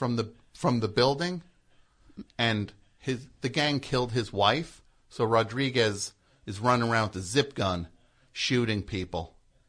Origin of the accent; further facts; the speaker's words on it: Centennial, Colorado, United States; Well, technically I'm from Centennial.